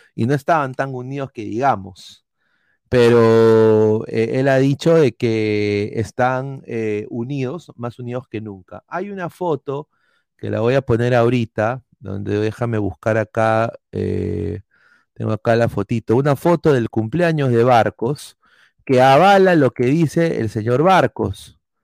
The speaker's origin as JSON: {"language": "Spanish", "country": "Peru", "said": "tenemos como peruanos"}